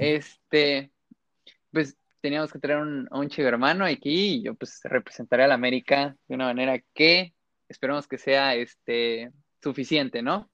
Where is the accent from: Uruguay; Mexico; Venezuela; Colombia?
Mexico; como buen chamaquito mexicano, te hacen irle al equipo de los papás